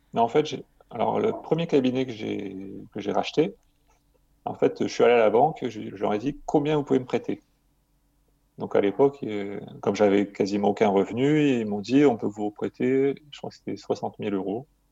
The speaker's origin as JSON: {"language": "French", "town": "Marseille", "region": "Provence-Alpes-Côte d'Azur", "country": "France", "tie": "born or raised there", "said": "j'ai grandi euh, à Marseille"}